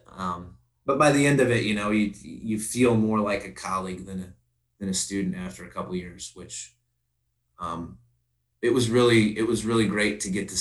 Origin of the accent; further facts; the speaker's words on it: Princeton, Illinois, United States; I'm born and raised here and graduated high school here